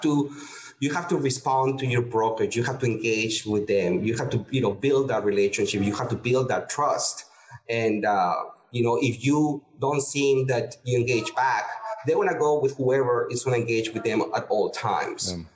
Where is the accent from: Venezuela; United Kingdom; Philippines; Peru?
Peru; moved away as an adult; also born or lived in El Paso, Texas / Houston, Texas; now in United States; I'm originally from Peru, and uh, born and raised. And I came to the U.S. at age 25